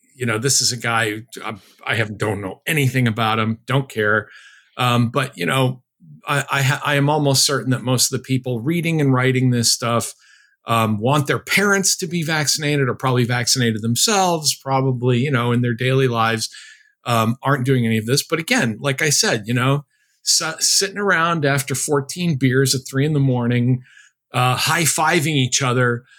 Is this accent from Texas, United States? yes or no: no; Chicopee, Massachusetts, United States; my hometown of Chicopee, Massachusetts